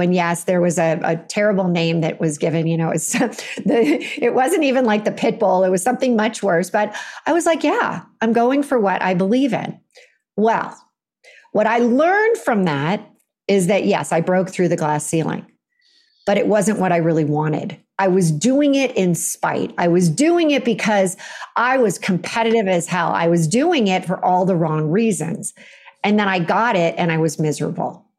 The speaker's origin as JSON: {"language": "English", "area": "Silicon Valley", "region": "California", "country": "United States", "tie": "born or raised there", "said": "I grew up in California"}